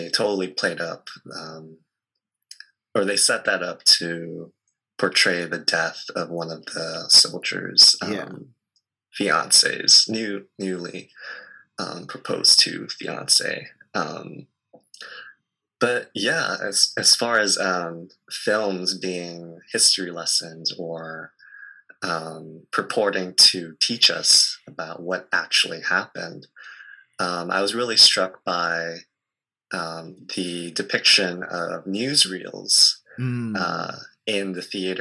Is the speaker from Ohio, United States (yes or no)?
no; near Pearl Harbor, Hawaii, United States; I was living so close to where such a quote unquote big tragedy happened